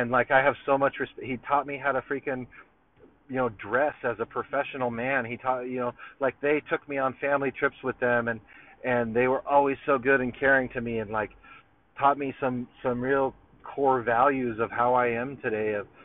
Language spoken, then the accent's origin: English; Long Beach, California, United States; also born or lived in Belmont Shore, California; I came to Long Beach like right before like this like the after third grade